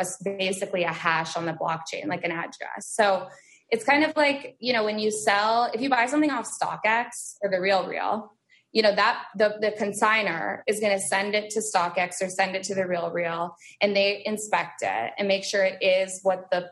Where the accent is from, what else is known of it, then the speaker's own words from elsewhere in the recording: Vermont, United States; moved away; I was born and raised in Vermont